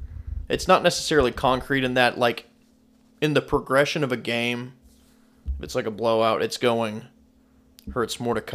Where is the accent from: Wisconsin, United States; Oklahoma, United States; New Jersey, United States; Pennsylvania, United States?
Oklahoma, United States; Edmond; I grew up in Edmond.